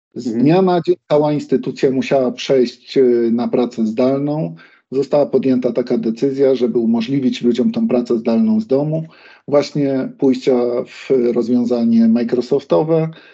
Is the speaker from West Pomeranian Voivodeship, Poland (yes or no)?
no; Kraków, Lesser Poland, Poland; jestem Krakusem, więc dla mhm. mnie od odkąd pamiętam, ten Wawel gdzieś istniał